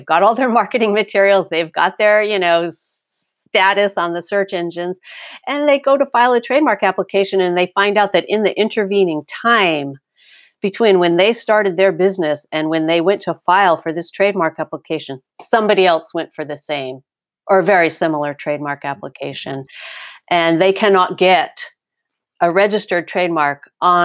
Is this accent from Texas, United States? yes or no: no; Connecticut, United States; now in California, United States; I grew up on the East Coast